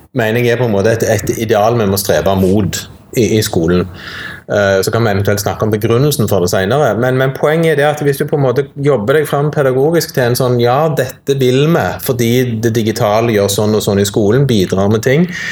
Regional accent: Sandnes, Rogaland, Norway; now in Stavanger, Norway; jeg er jo sånn sett født og oppvokst i Sandnes, nabokommunen her

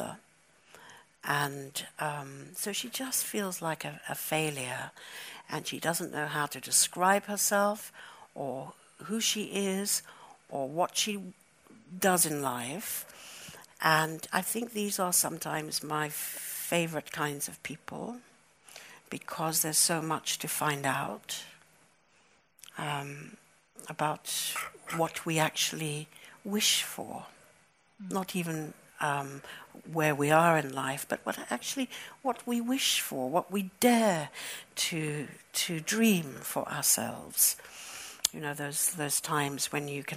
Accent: United Kingdom; also born or lived in Johannesburg, South Africa; My country of origin is South Africa. I was born in Johannesburg, and we left when I was 9 years old, and I grew up in Britain

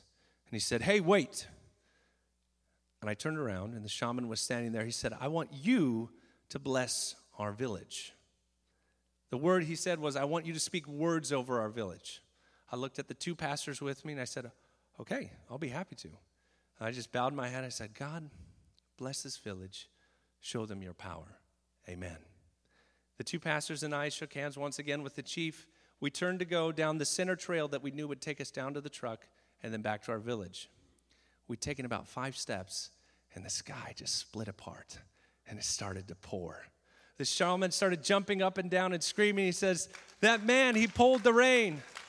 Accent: Japan; I'm a missionary kid, and I grew up in Japan.

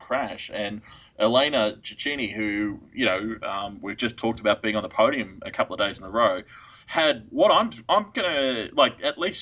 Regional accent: Australia; I'm Australian

